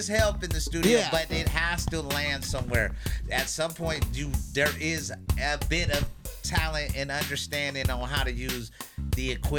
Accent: Philadelphia, Pennsylvania, United States; moved away as an adult; also born or lived in Spokane, Washington; now in Los Angeles, United States; I grew up in Philly, so that little open mic, live musicianship shit, like, that's the thing that gets me inspired

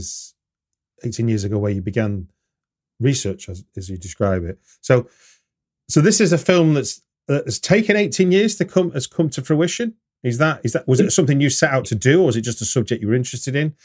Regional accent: United Kingdom; as a British person

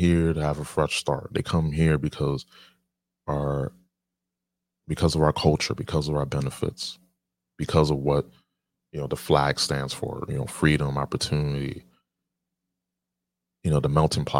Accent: United States; I'm an American. I was born here, born and raised in America.

